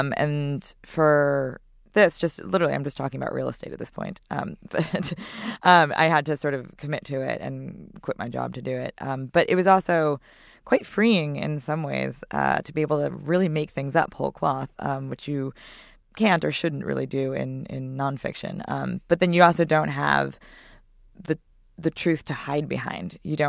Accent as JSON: {"language": "English", "town": "White Plains", "region": "New York", "country": "United States", "tie": "born or raised there", "said": "White Plains."}